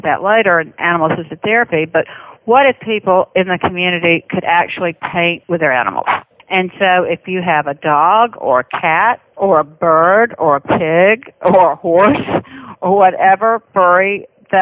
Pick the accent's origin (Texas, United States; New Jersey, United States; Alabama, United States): Alabama, United States; Birmingham; accent: Southern; I'm from Birmingham, Alabama.